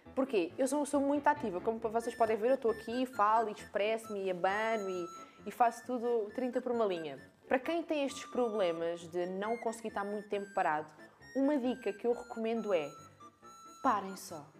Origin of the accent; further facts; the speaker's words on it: Algarve, Portugal; accent: Algarvian; eu também sou algarvia, nota-se bem aqui pela minha fala